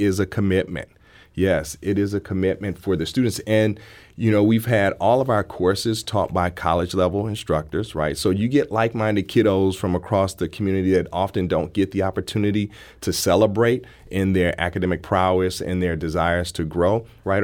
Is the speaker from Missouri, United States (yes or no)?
yes; St. Louis, Missouri, United States; I'm from Saint Louis, uh, I even went to school away and came back